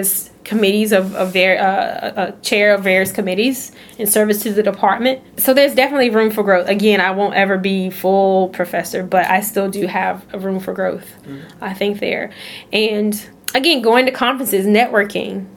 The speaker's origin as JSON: {"language": "English", "region": "North Carolina", "country": "United States", "said": "I'm from North Carolina. I wanted to come to grad school in North Carolina."}